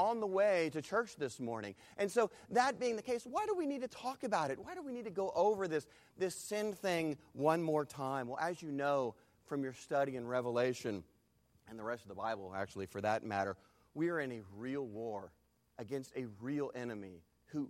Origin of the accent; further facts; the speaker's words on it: Texas, United States; I am from Texas